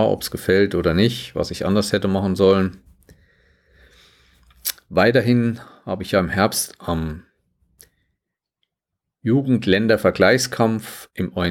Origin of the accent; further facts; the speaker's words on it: Schmalkalden, Thuringia, Germany; also der meine Stadt ist Schmalkalden. Die schönste Fachwerkstatt Südthürings übrigens, wenn man hier hinkommt.